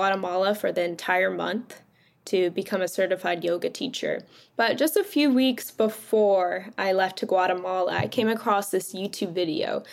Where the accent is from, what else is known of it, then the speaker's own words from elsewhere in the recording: California, United States; I grew up in California my whole life